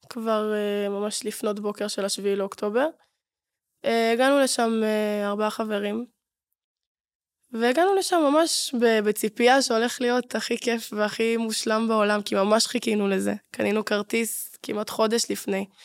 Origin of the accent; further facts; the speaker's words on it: Ashdod, Southern District, Israel; ואני בתור אשדודית